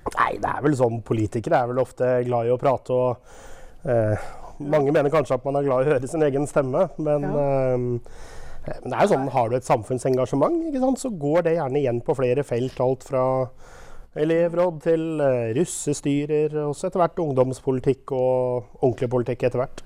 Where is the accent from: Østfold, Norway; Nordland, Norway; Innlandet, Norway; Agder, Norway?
Østfold, Norway; Våler; also born or lived in Sarpsborg / Rygge / Moss / Oslo; now in Jeløya, Norway; født i Sarpsborg, eh, oppvokst i Våler